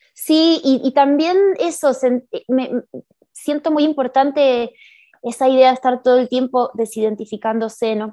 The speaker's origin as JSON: {"language": "Spanish", "region": "Buenos Aires", "country": "Argentina", "tie": "born or raised there", "moved": "as an adult", "lives_now": "Mexico City, Mexico", "said": "yo nací en Buenos Aires y vivo sí, acá en Ciudad de México hace cinco años"}